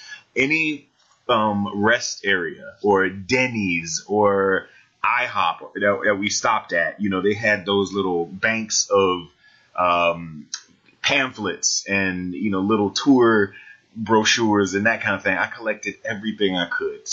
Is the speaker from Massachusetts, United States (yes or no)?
no; Jacksonville, Florida, United States; I grew up in Jacksonville, Florida